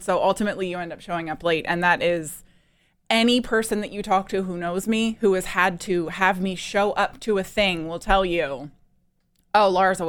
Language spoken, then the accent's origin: English; East Coast, United States; I'm from the East Coast.